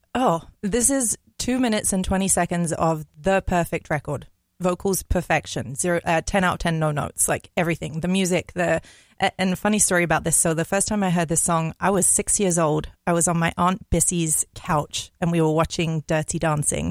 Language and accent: English; London, United Kingdom; moved away as an adult; now in Minneapolis, United States; I'm from London, so okay. I I live there. My my whole life until I was 25